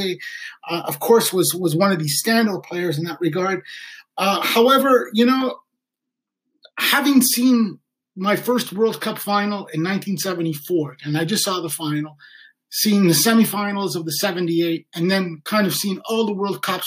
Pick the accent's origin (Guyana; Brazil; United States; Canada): Canada; Sudbury, Ontario; I grew up in Sudbury